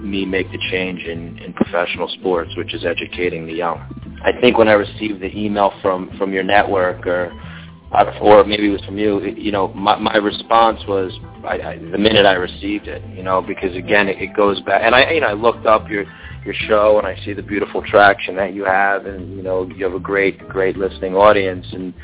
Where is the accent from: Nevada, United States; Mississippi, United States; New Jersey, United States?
New Jersey, United States; now in Miami, United States; I was a Jewish kid from New Jersey.